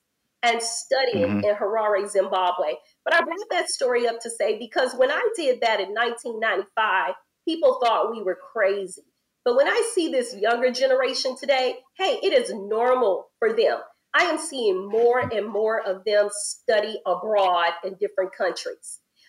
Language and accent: English; Louisiana, United States; You know, I grew up in Louisiana. My mama took us places, but in the States, we didn't travel internationally.